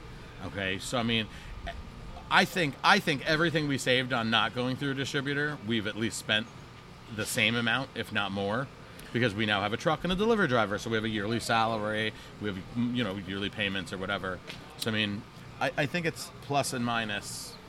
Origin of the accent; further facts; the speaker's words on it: New Jersey, United States; We're all three of us are all Jersey born and bred.